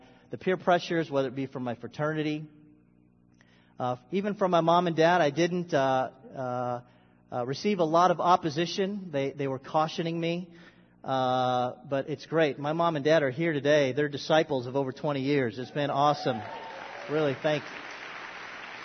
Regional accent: Philippines; I was born Filipino. I've always been Filipino. And I'm still Filipino.

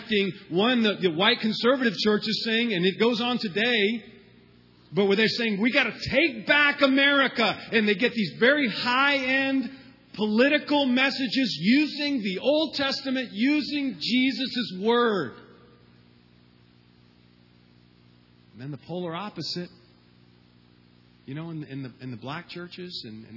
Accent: Southeast, United States; my whole family migrated from Cuba in 1959, and then I was born, and I grew up in a small southern town

